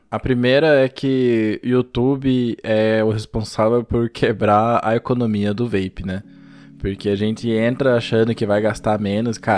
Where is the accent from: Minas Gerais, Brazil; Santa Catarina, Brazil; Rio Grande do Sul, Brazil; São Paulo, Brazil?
São Paulo, Brazil; now in Curitiba, Brazil; todo japonês ou veio de São Paulo ou veio de Londrina, então é meu caso também. De São Paulo, no caso.